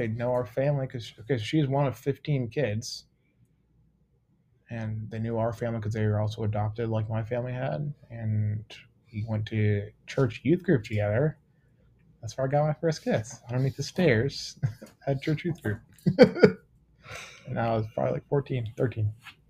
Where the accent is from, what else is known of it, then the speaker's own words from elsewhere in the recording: Cedar Rapids, Iowa, United States; Cedar Rapids.